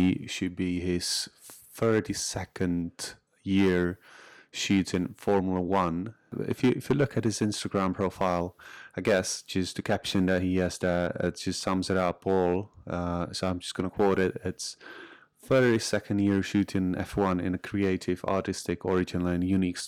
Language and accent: English; Czechia; English is a second language; I'm from Czech Republic